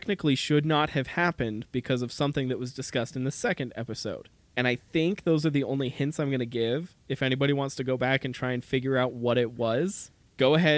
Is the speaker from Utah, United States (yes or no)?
yes; Utah, United States; We're two brothers from Utah